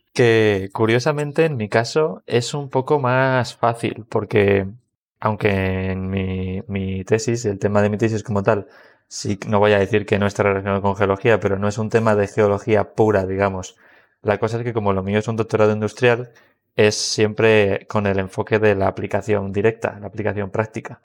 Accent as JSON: {"language": "Spanish", "town": "Madrid", "region": "Community of Madrid", "country": "Spain", "also_born_or_lived": "Huelva", "said": "yo también soy geólogo, también de Madrid, de la Complutense"}